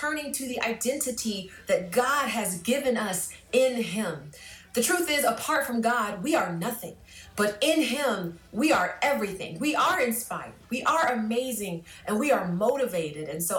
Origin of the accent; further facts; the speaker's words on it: Jacksonville, Florida, United States; now in Gainesville, United States; I grew up in Jacksonville, Florida